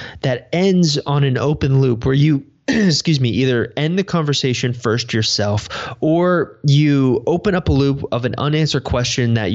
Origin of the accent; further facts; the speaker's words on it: United States; I'm about as American as you can get